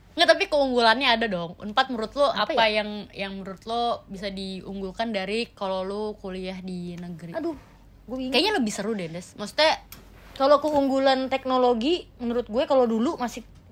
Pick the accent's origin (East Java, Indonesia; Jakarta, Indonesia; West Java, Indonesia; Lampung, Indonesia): Jakarta, Indonesia; gue itu dari gue TK sampai gue kuliah sampai sekarang gue nggak pernah keluar dari Jakarta